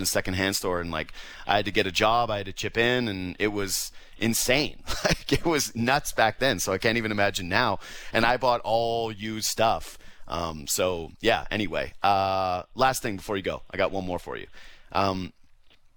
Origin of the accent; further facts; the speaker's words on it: Whitehorse, Yukon, Canada; I was from Whitehorse, Yukon